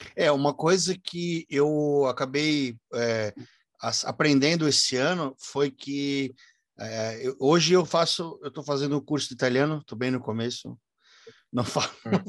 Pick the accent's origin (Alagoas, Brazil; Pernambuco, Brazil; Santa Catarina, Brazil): Santa Catarina, Brazil; Brusque; Eu sou de Brusque, Santa Catarina